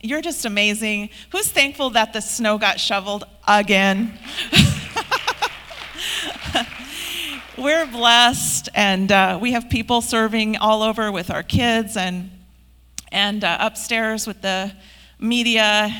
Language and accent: English; Hermiston, Oregon, United States; I grew up in the 70s and 80s, and I grew up right here in Hermiston.